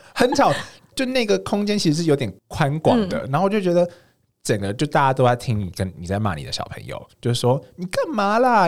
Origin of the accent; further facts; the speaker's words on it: Longpan Park area, Pingtung County, Taiwan; 因为小时候在那边长大的嘛